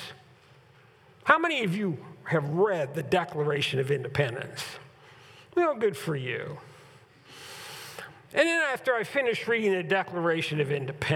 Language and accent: English; United States; we enjoy as being Americans